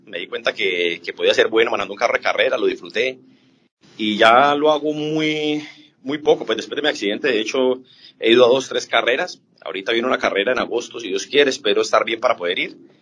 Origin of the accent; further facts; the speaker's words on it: Colombia; los colombianos somos muy aficionados